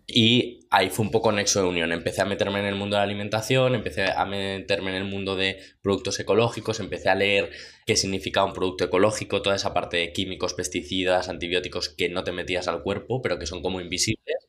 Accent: Madrid, Community of Madrid, Spain; soy de Madrid

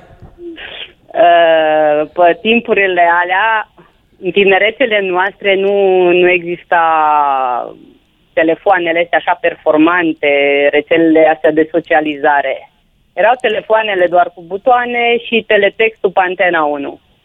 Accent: Reghin, Mureș County, Romania; eu nu sunt de Mulțea, sunt din Reghin.

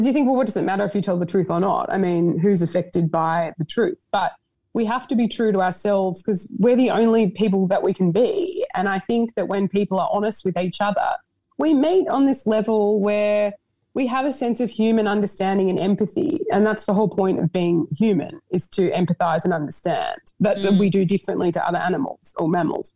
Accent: Sydney, New South Wales, Australia; moved away; also born or lived in Broome; I'm from Sydney, I guess, but I sort of feel like I live everywhere at the moment

